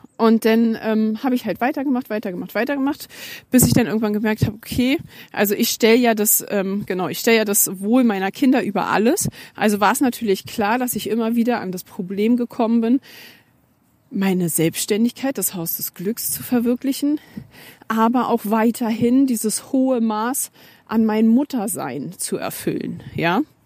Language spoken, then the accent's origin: German; Germany; bei uns in Deutschland